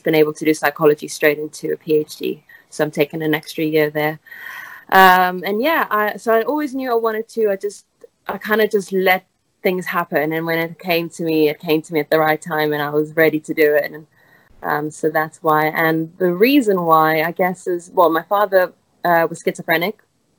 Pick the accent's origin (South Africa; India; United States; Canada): South Africa; moved away as an adult; also born or lived in Italy; now in England, United Kingdom; I went to school in South Africa. I was born in Italy, moved to South Africa, and then I finished high school there